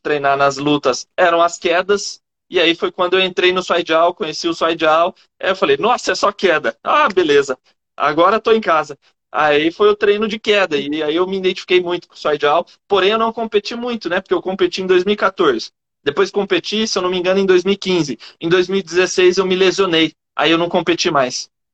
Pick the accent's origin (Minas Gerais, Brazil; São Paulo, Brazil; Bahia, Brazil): São Paulo, Brazil; Campinas; eu sou de Campinas